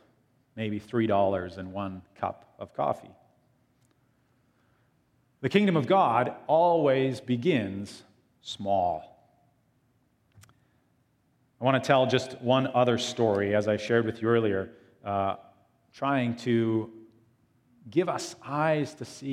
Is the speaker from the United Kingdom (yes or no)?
no; small town Ontario, Canada; moved away as an adult; also born or lived in Iowa; I wanted to get away from a small town, Ontario.